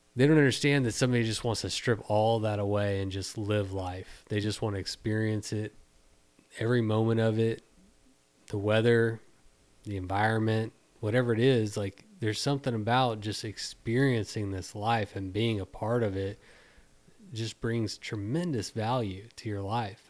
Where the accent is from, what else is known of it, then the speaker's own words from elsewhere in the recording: Texas, United States; being a Texan